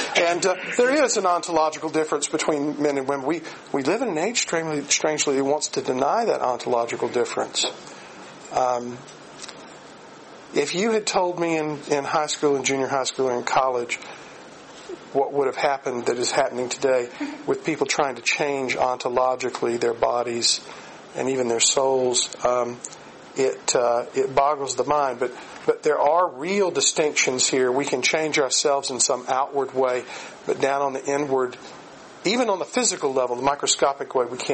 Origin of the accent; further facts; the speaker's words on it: Aiken, South Carolina, United States; my hometown, Aiken, South Carolina